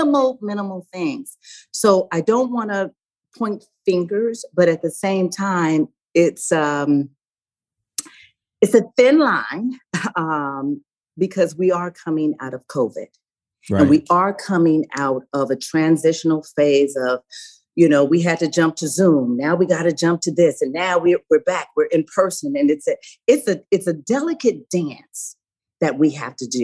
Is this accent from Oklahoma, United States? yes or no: no; Los Angeles, California, United States; I grew up in South Central